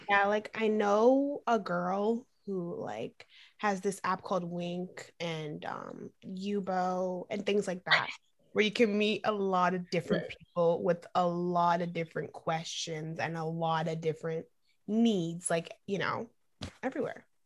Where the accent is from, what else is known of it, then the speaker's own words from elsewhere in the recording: Boston, Massachusetts, United States; also born or lived in Florida; I was born in Florida and I moved here because of a hurricane in Boston. And I've been living here most of my life